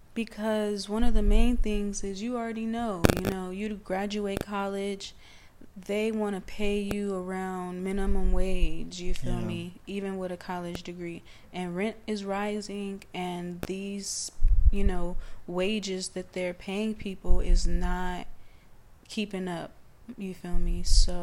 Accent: Los Angeles, California, United States; And, you know, I'm coming from South Central, so I am basically a, you know, a student of ….

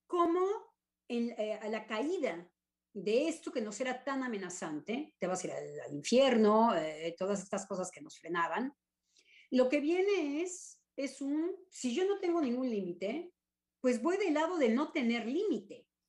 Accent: Mexico; now in France; yo soy profundamente mexicana

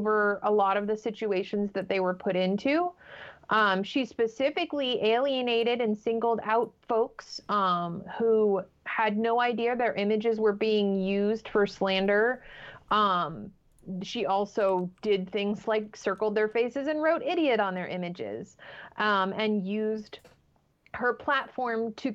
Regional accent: United States; we as an American society

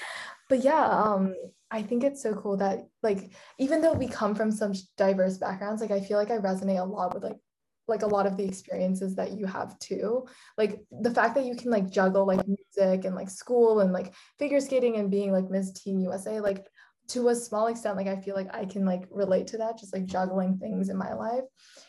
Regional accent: Singapore; also born or lived in Hong Kong / Netherlands; I'm originally from Singapore, but I lived in like Hong Kong and the Netherlands for a really long time.

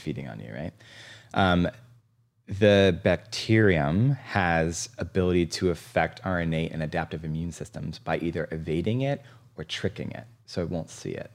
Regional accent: East Coast, United States; now in Seattle, United States; I grew up on the East Coast

